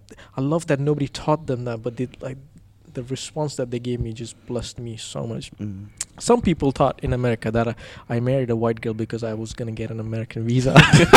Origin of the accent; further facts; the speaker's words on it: India; there's nothing that we say she's white or I'm like brown and I'm like from India, whatever.